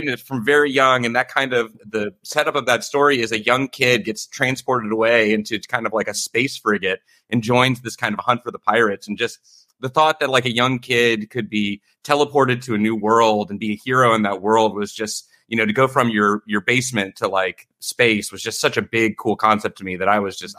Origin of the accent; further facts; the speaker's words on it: Memphis, Tennessee, United States; moved away; also born or lived in Washington, D.C. area; I'm from Memphis, Tennessee, originally. So I'm a Southern boy. I went to high school outside of D.C.